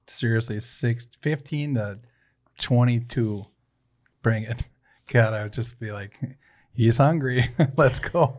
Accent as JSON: {"language": "English", "town": "St. Paul", "region": "Minnesota", "country": "United States", "tie": "born or raised there", "said": "I was born in St. Paul. And I grew up in a shitty ass part of East Side, right? So Payne Avenue"}